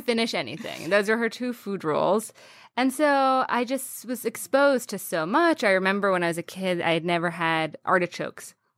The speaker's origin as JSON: {"language": "English", "town": "Washington", "region": "District of Columbia", "country": "United States", "tie": "born or raised there", "said": "in the D C area"}